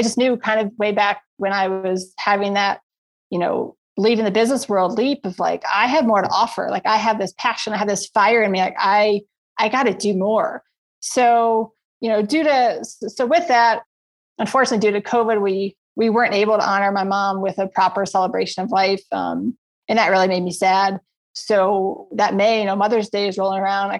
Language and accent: English; Virginia, United States; moved away as an adult; now in Colorado, United States; I grew up my entire life, 30 years, born and raised in Virginia